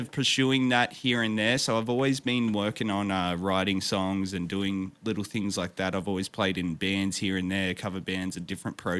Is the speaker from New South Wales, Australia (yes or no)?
no; Victoria, Australia; I grew up in the town that I'm in now. So this is about an hour and a half drive southeast of Melbourne.